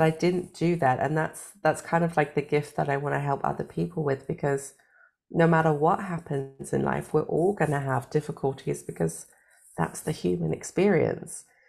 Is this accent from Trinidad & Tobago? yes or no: no; United Kingdom; now in Germany; I am British, but I live in Germany